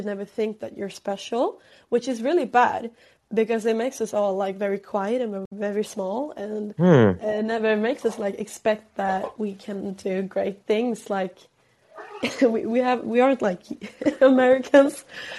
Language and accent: English; Sweden; accent: Swedish; English is a second language; I feel like my Swedish accent is coming out a lot.